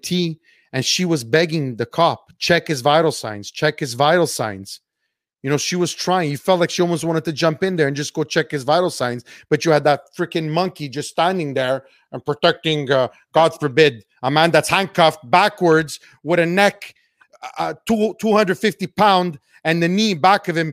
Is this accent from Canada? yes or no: yes; Canada; you both and I are Canadian. We're not American